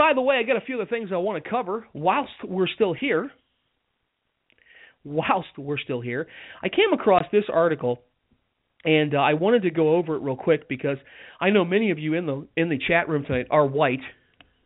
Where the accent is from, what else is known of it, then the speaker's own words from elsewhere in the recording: United States; I love being an American